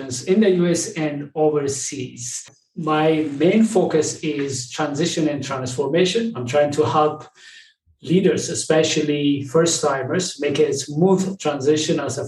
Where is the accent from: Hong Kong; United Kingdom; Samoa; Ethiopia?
Ethiopia; moved away as an adult; now in United States; I'm originally from Ethiopia. I came to the United States in 2005